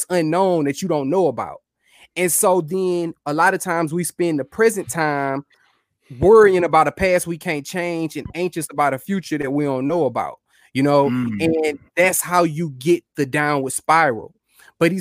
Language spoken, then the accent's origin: English; Houston, Texas, United States; moved away as an adult; now in Kansas City, United States; born and bred in Houston